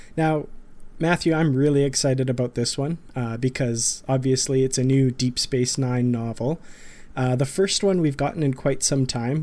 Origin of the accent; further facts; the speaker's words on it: Grand Prairie, Alberta, Canada; back here in my hometown of Grand Prairie, Alberta, far up north